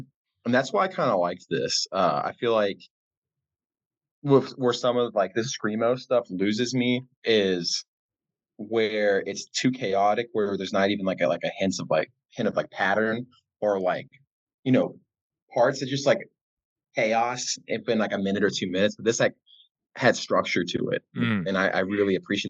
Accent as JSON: {"language": "English", "region": "Southwestern Virginia", "country": "United States", "said": "I'm from Southwestern Virginia"}